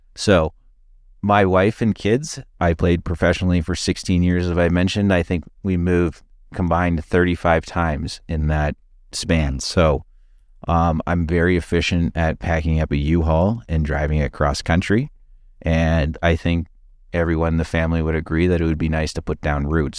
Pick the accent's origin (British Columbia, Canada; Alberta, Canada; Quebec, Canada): Alberta, Canada; Calgary; moved away; also born or lived in London, Ontario; growing up in Calgary